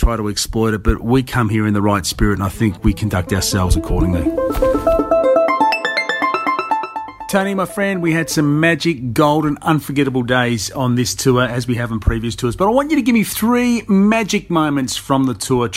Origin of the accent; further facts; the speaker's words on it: Australia; we as Australians